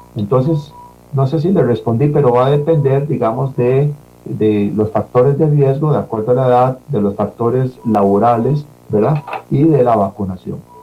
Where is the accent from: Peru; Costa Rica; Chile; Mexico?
Costa Rica; como población costarricense